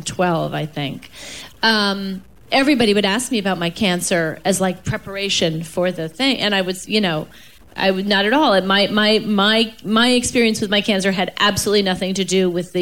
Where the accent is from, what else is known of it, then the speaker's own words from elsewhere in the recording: New York, United States; I'm from New York and my parents are from Chicago and Texas, respectively